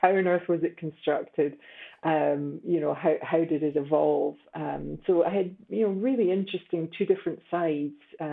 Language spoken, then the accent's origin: English; Scotland, United Kingdom; So I think I lived a fairly unremarkable life in Scotland. Spent a lot of time outdoors in the Scottish rain all year long.